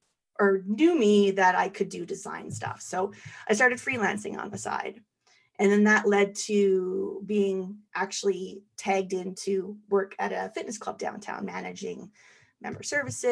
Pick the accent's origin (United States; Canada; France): Canada; Calgary, Alberta; born and raised in Calgary